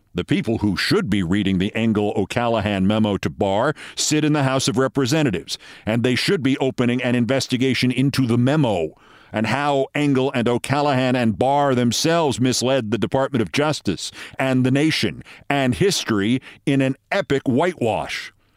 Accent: New York City, New York, United States; Back to the pound in my hometown

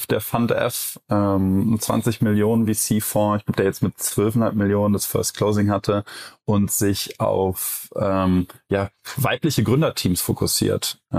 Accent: Cologne, North Rhine-Westphalia, Germany; Äh, ich als Kölner sage ja auch immer, jeder Jack ist anders.

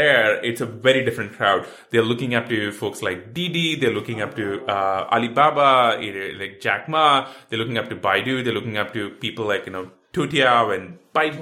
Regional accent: India; moved away as an adult; now in United States; I grew up in India, you know, moved to the US about 10, 11 years ago

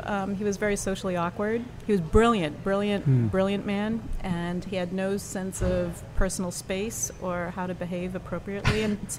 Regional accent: Boston, Massachusetts, United States; accent: Boston; even with my Boston accent

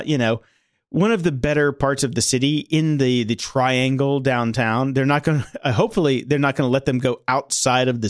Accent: Pittsburgh, Pennsylvania, United States; moved away; I was born in Pittsburgh. I grew up in Pittsburgh, and I lived in Pittsburgh about, you know, a couple years ago.

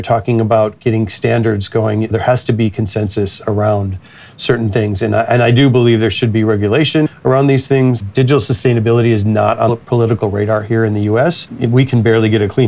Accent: United States; as an American

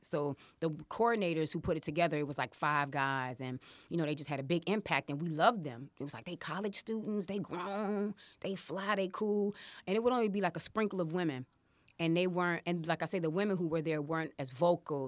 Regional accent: Chicago, Illinois, United States; I am from Chicago, ladies and gentlemen. I'm from Uptown

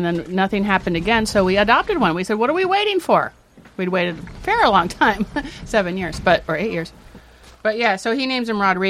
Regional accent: San Francisco Bay Area, California, United States; San Francisco Bay Area.

